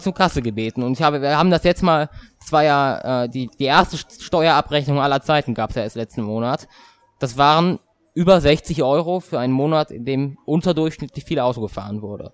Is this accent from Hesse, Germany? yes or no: yes; Hesse, Germany; bei uns in Hessen